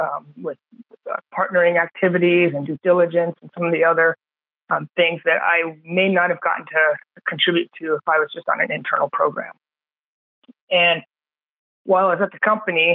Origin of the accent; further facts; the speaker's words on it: San Diego, California, United States; I grew up in San Diego, which is a biotech hub.